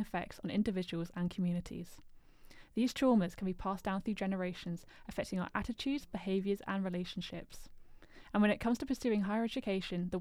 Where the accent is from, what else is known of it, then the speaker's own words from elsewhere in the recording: United Kingdom; I've spent my whole life living in the UK. I've actually lived in the same hometown my entire life